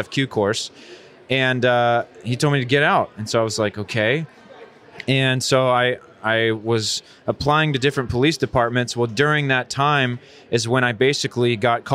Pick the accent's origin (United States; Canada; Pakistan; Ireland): United States; I'm an American missionary